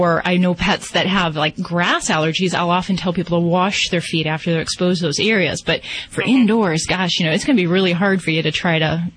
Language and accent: English; Indiana, United States; I'm from Indiana myself, so yeah, shout out.